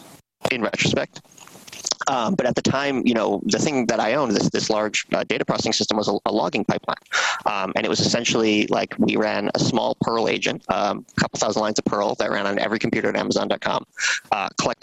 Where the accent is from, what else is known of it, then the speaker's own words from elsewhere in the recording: American Midwest, United States; moved away as an adult; also born or lived in Seattle; I was growing up in the American Midwest, kind of a sleepy suburb, a great place to grow up